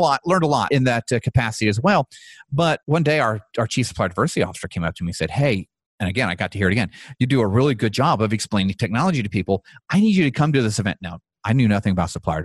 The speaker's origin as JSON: {"language": "English", "town": "Atlanta", "region": "Georgia", "country": "United States", "tie": "born or raised there", "also_born_or_lived": "Tampa Bay, Florida / Dallas, Texas", "said": "grew up here in the Atlanta Stone Mountain, Lilburn area"}